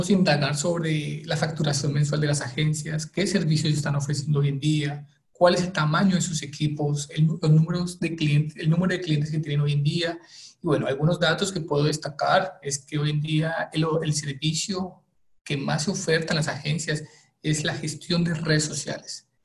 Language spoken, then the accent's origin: Spanish; Colombia; soy colombiano, trabajo en RD hace unos dos años